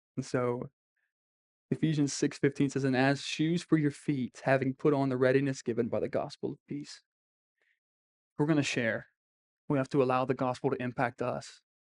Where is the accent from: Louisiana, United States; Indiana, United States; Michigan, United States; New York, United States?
Louisiana, United States; Crowley; we're just people from Crowley or Acadia